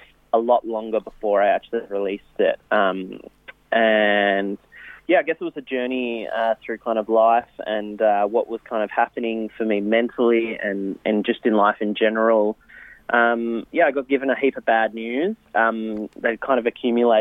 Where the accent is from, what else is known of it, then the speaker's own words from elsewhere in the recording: Melbourne, Victoria, Australia; I'm from Melbourne. Beautiful, crazy weather here in Melbourne. I've been here my whole life